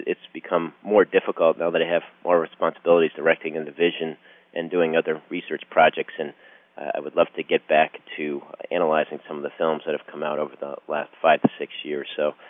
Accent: Connecticut, United States; also born or lived in New York area; now in Dallas, United States; I was born in the New York area, grew up in Connecticut, went to Harvard College

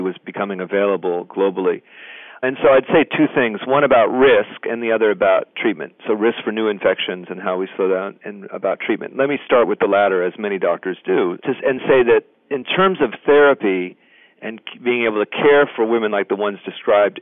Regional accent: United States; I'm an American

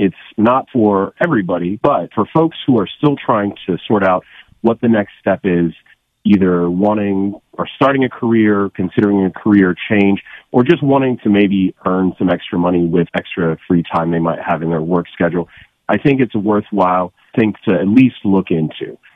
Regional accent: South Africa; moved away; I am originally from South Africa

